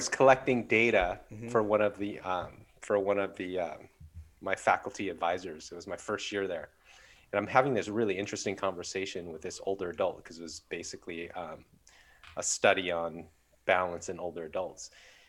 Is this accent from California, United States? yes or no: yes; Southern California, United States; moved away; I was born and raised in Southern California.